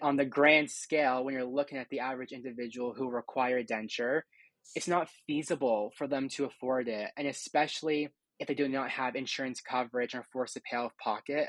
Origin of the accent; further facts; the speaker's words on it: Hamilton, Ontario, Canada; I'm from Hamilton, Ontario. I was born and raised here.